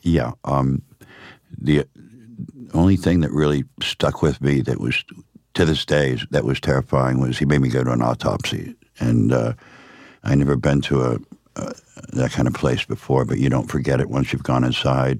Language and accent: English; Miami, Florida, United States; also born or lived in Upstate New York; I was raised in Miami.